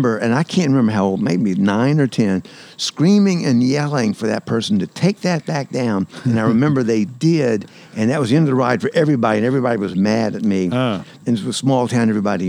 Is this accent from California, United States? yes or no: no; Montgomery County, North Carolina, United States; I grew up in Montgomery County.